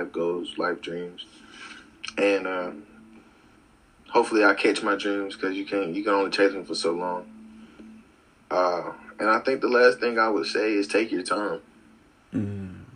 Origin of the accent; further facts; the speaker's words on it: Winston-Salem, North Carolina, United States; I'm from Winston-Salem, North Carolina